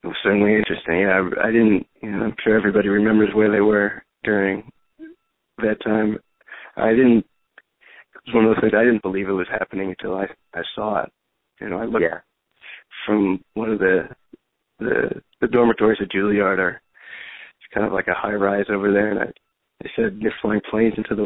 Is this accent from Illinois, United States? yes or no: yes; Chicago, Illinois, United States; also born or lived in Berkeley, California / Boston; now in New York, United States; I was raised in Chicago. I was actually born in California in Berkeley. Yeah, I grew up in Chicago